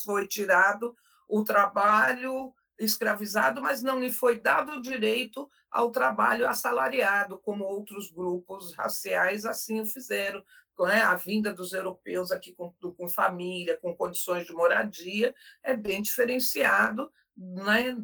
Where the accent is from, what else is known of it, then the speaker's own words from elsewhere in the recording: São Paulo, Brazil; eu sou como paulistana